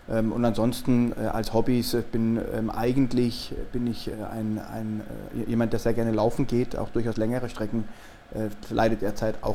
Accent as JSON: {"language": "German", "town": "Freiburg", "region": "Baden-Württemberg", "country": "Germany", "tie": "born or raised there", "said": "Ähm, äh, aus Baden-Württemberg, aus der Freiburger Gegend, ähm, habe in Freiburg auch mein Abitur gemacht"}